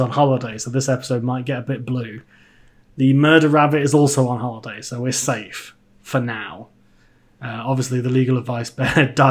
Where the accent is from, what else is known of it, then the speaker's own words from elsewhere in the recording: United Kingdom; we're British